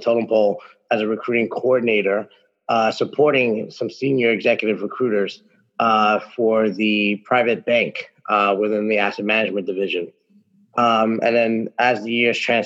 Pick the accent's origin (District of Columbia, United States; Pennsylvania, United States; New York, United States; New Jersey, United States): New York, United States; New York City; born and raised in New York, specifically the Bronx